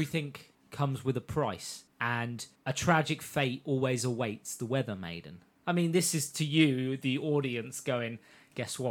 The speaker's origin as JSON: {"language": "English", "region": "England", "country": "United Kingdom", "said": "you can tell we're English"}